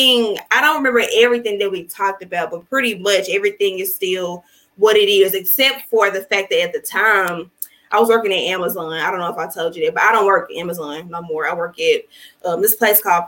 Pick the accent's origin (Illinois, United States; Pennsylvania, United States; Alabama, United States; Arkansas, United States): Arkansas, United States; Little Rock; I'm from here, Little Rock, Arkansas